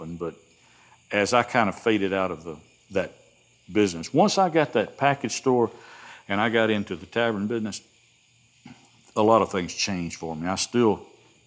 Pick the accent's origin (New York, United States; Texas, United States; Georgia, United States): Georgia, United States; Rome; accent: Southern; Asked me where I was from, and I said, Rome, Georgia.